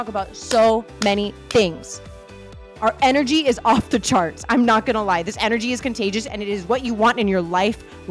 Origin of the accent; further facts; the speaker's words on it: Miami, Florida, United States; I am a Miami girl and I love to show mad love to my South Florida roots.